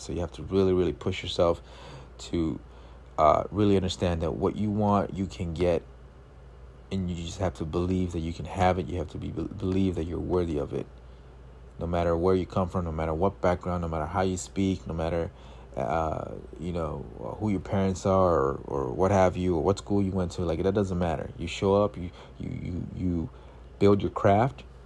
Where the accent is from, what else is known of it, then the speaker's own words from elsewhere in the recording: Los Angeles, California, United States; growing up in South L A all of my eighteen years of life before I went to college